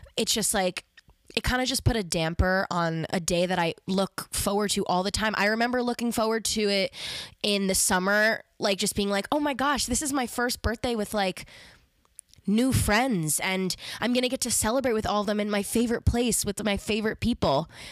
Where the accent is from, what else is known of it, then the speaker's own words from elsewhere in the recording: Westchester, New York, United States; I'm from Westchester